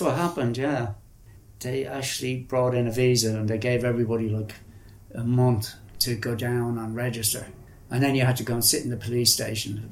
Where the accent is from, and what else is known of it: Ireland; moved away as an adult; also born or lived in India